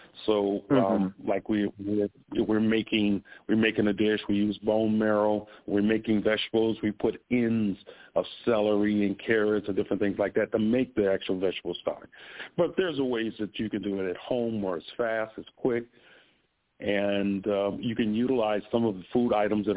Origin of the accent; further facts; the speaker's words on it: Chicago, Illinois, United States; moved away; I'm from Chicago